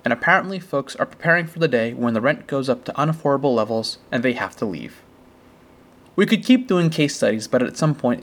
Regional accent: Franklin, Massachusetts, United States; my hometown, Franklin

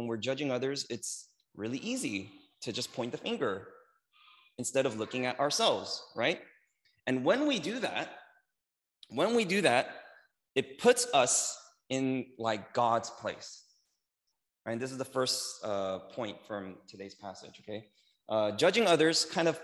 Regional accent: United States; I'm Korean American

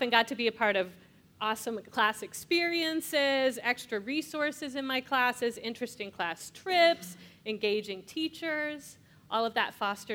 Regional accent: Escondido, California, United States; I grew up in Escondido, California, a North County suburb of San Diego.

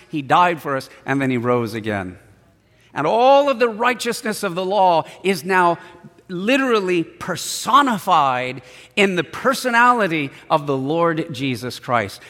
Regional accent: San Diego, California, United States; I was born in San Diego, raised in San Diego.

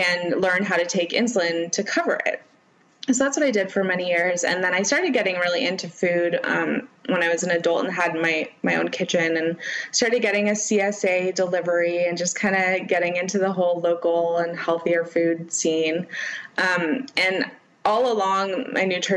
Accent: Bay Area, California, United States; I grew up in the Bay Area

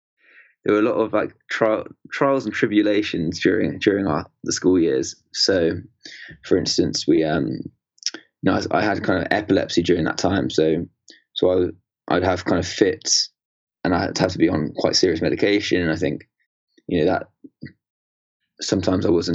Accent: Bewdley, West Midlands, United Kingdom; also born or lived in Hackney, London; So I was born in Hackney in London, and we only stayed in that area of sort of East London for 2 years. Then we moved up to obviously where kind of you're based now, in Bewdley in Worcestershire

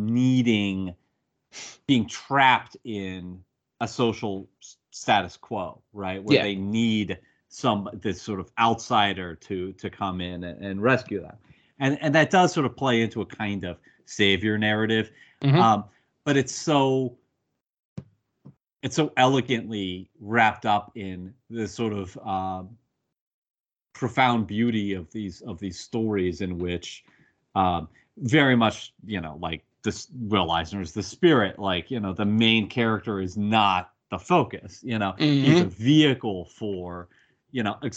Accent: United States; as an American

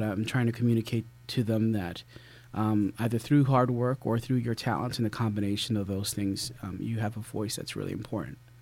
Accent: Philadelphia, Pennsylvania, United States; I grew up in Philadelphia

